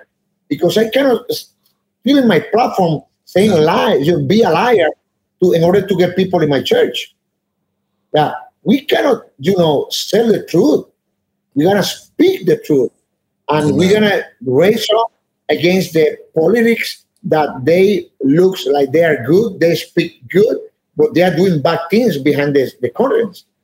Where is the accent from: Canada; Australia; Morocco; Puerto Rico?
Puerto Rico; moved away; I'm from Puerto Rico